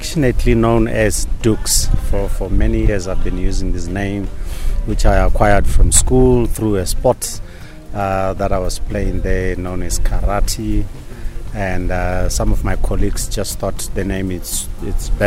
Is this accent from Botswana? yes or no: yes; Okavango Delta, North-West District, Botswana; I grew up in the Okavango Delta, had a beautiful time of my young age exploring this this magnificent place